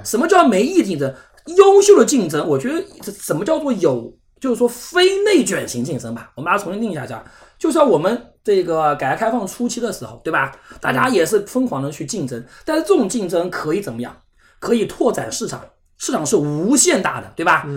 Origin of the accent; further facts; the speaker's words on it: Zhejiang, China; 像我们浙江这边一本录取率大概百分之十三